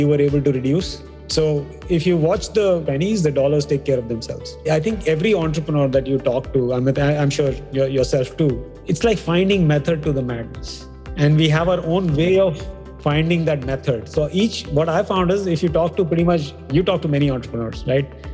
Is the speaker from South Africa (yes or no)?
no; India; We come from India